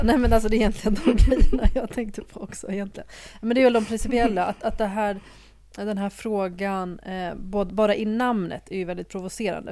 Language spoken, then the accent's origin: Swedish; Libya; now in Sweden; jag föddes ju i Libyen, ändå, ett annat land